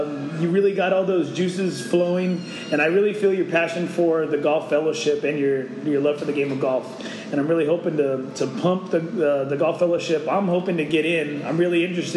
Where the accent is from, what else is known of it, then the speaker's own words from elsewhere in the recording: Corpus Christi, Texas, United States; now in San Antonio, United States; growing up in Corpus Christi, Texas